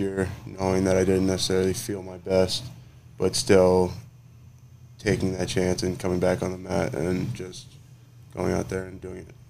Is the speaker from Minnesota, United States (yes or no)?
yes; Inver Grove Heights, Minnesota, United States; moved away as an adult; now in Happy Valley, United States; I grew up most of my life in Minnesota, Midwest, a certain way of living.